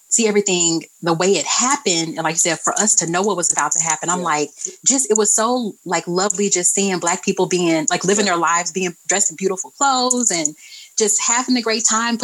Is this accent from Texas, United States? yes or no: yes; Texas, United States; I'm from Texas, so we've always celebrated Juneteenth